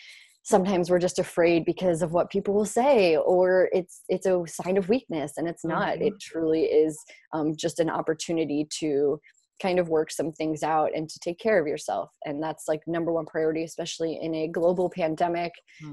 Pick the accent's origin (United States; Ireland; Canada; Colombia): United States; St. Louis, Missouri; moved away as an adult; also born or lived in Columbia, Missouri; now in New York, United States; I'm from St. Louis, Missouri